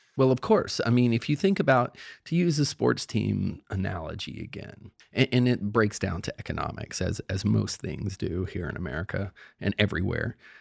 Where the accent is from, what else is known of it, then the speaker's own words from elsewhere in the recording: Cape Fear, North Carolina, United States; now in Virginia, United States; I live in Virginia, but I grew up in North Carolina, and I wrote that book down in Cape Fear, North Carolina, by the coast, where I grew up